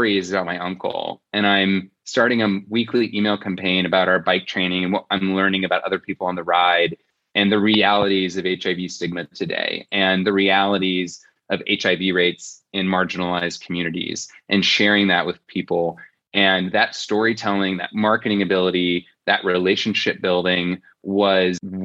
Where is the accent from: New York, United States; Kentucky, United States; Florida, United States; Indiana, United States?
Indiana, United States; Fort Wayne; I was born and raised in Fort Wayne, Indiana.